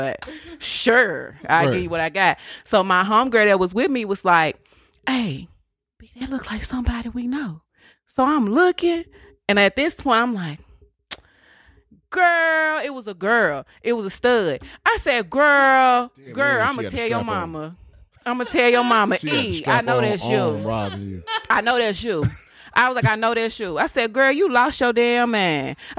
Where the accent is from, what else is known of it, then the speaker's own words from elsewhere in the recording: Memphis, Tennessee, United States; moved away as an adult; I keep telling y'all I'm from Memphis. I only been here a few years.